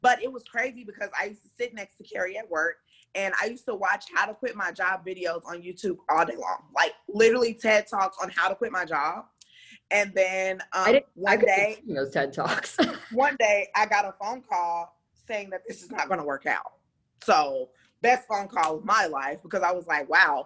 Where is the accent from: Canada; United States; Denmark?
United States; Dallas, Texas; moved away as an adult; also born or lived in Arkansas / Kansas; now in Los Angeles, United States; I'm from Dallas. Yeah, I'm from Dallas. I mean, I was born in Arkansas